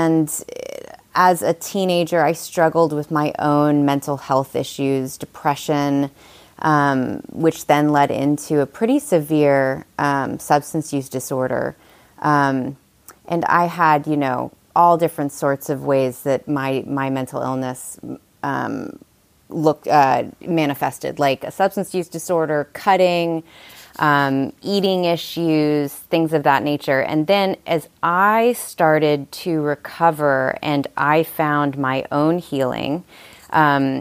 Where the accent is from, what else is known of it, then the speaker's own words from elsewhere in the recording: Long Island, New York, United States; also born or lived in Saratoga Springs, New York; now in Nashville, United States; I'm originally from Long Island, New York